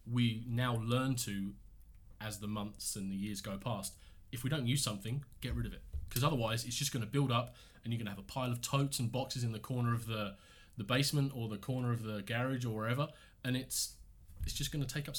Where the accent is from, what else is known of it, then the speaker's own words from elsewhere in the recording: England, United Kingdom; moved away as an adult; Yeah, we moved here 5 years ago from England, and we live just outside of Windsor.